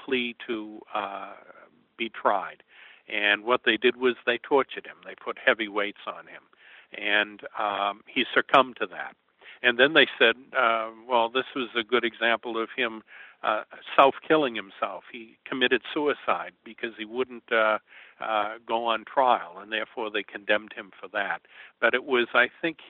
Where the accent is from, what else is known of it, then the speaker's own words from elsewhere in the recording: Danvers, Massachusetts, United States; as a kid growing up in Danvers in the 1950s